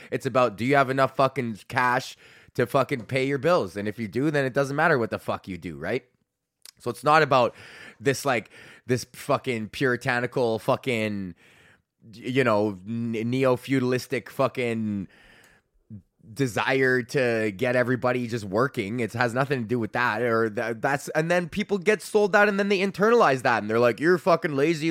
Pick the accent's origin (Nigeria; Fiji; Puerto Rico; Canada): Canada